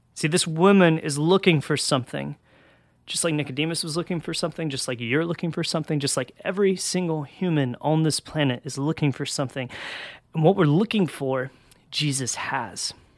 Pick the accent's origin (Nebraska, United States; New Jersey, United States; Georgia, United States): Georgia, United States; I'm from Georgia and in, in the South, so it gets real hot down here